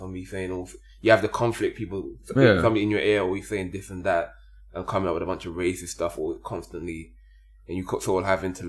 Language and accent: English; London, United Kingdom; where I grew up in London, black people outnumber white people 10 to 1 at least